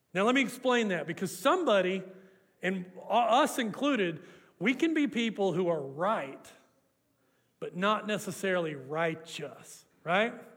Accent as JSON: {"language": "English", "town": "Hooker", "region": "Oklahoma", "country": "United States", "tie": "born or raised there", "moved": "yes", "lives_now": "Canadian, Texas, United States", "said": "I grew up in the Te- Oklahoma Panhandle, and we had an urban legend in Hooker, Oklahoma"}